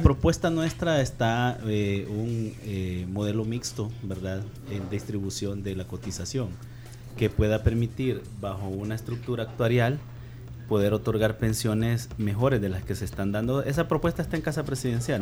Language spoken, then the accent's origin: Spanish; El Salvador; como salvadoreño